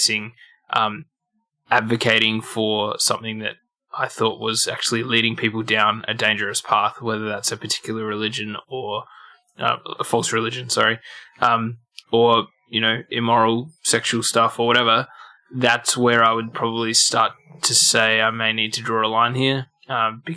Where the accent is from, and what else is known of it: Australia